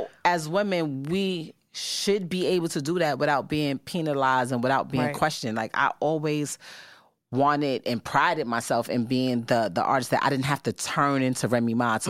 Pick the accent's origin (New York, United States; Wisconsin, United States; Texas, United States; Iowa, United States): New York, United States; I was coming from the Bronx